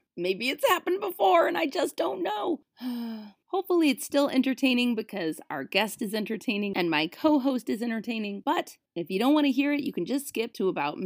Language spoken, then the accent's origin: English; Minnesota, United States; moved away; also born or lived in New York; I'm from Minnesota originally